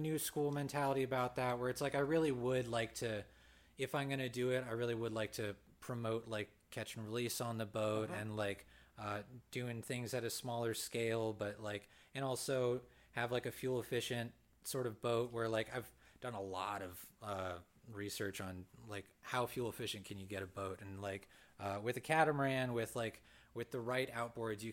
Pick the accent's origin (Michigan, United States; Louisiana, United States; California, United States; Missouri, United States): California, United States; Thousand Oaks; I come from Newbury Park, Thousand Oaks